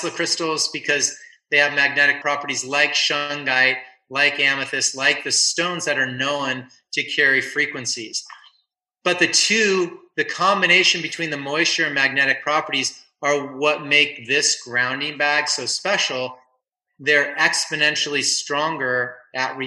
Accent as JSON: {"language": "English", "town": "Simi Valley", "region": "California", "country": "United States", "tie": "born or raised there", "also_born_or_lived": "San Onofre", "said": "Simi Valley where I grew up"}